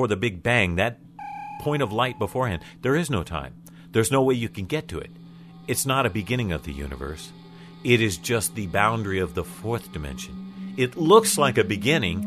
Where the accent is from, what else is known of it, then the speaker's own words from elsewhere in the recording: United States; I'm American